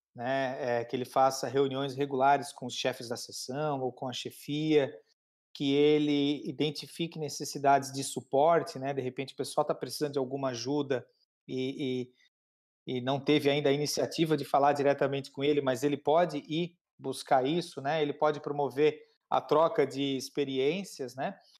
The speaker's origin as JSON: {"language": "Portuguese", "town": "Criciúma", "region": "Santa Catarina", "country": "Brazil", "said": "Eu sou de Criciúma, Santa Catarina"}